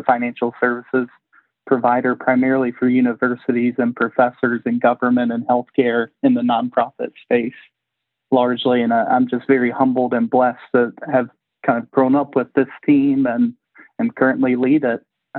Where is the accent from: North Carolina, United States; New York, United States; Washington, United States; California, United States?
North Carolina, United States; Gastonia; I'm from the lovely state of North Carolina, born and raised in Gastonia, North Carolina. Did my undergrad work at Chapel Hill.